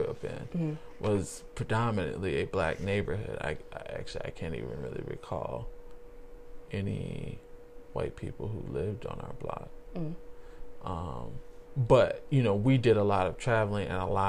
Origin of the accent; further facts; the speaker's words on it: not too far south of Miami, Florida, United States; growing up not too far south of Miami